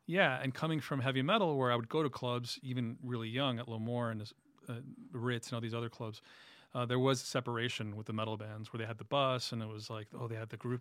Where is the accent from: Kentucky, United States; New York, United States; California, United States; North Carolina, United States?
New York, United States; New York City; moved away as an adult; now in Sherman Oaks, United States; Born in Jackson Heights